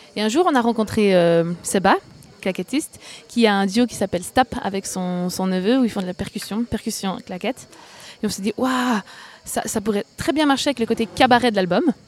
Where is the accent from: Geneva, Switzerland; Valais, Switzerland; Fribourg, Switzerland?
Fribourg, Switzerland; je suis fribourgeoise